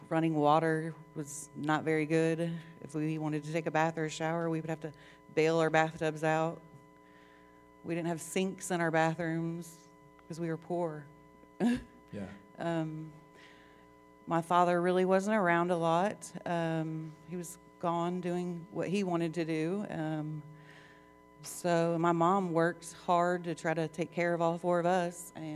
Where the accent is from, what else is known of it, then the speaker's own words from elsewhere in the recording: Columbus, Ohio, United States; I grew up in Columbus, Ohio, with my parents, Janet and Craig, and I had three siblings.